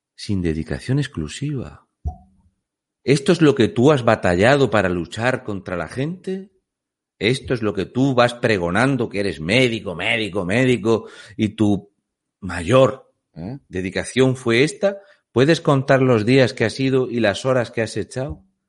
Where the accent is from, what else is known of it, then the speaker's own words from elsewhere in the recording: Region of Murcia, Spain; also born or lived in Canary Islands; soy un murciano encabronado